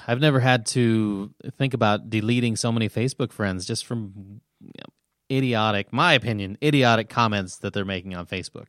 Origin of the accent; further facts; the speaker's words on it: Nebraska, United States; I grew up in Nebraska